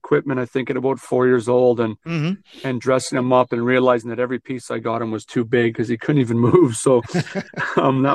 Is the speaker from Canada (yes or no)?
yes; Western Canada, Canada; moved away as an adult; now in Detroit, United States; I'm from Western Canada